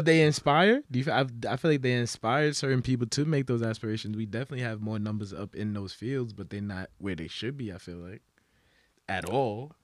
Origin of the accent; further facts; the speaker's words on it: New York City, New York, United States; growing up in the Bronx